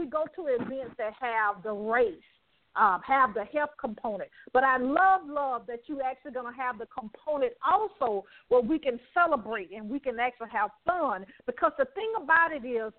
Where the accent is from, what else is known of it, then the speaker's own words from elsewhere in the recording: Alabama, United States; now in Atlanta, United States; I'm from Alabama